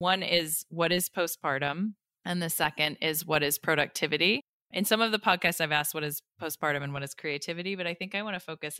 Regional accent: United States; as an American

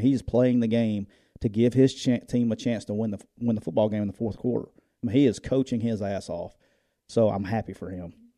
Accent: Louisiana, United States; we're from Louisiana

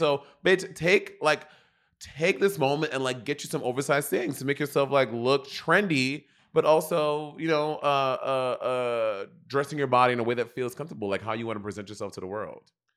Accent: United States; me as an American

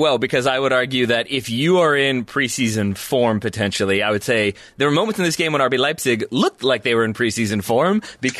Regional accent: United States; as an American

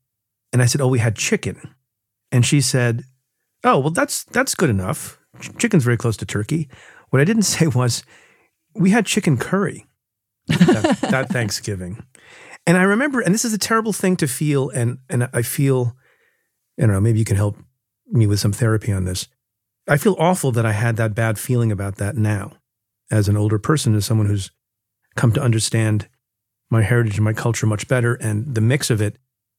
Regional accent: New Jersey, United States; But, and we grew up, you know, I grew up in Jersey.

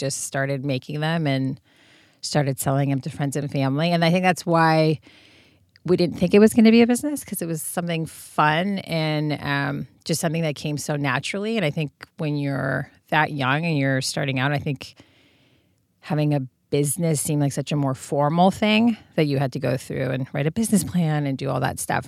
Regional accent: Serbia; moved away; growing up in Serbia, my grandmothers made everything

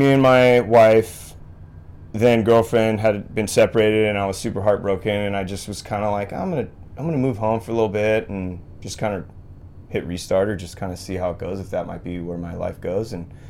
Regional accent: Santa Barbara, California, United States; I grew up in Santa Barbara, and so it's, I mean, there's a lot of, you know, like shaping history out of Santa Barbara area

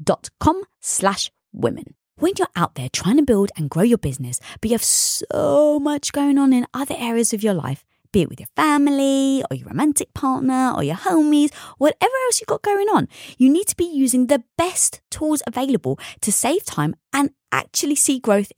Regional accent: London, United Kingdom; I was brought up in North London around a Greek and Turkish community.

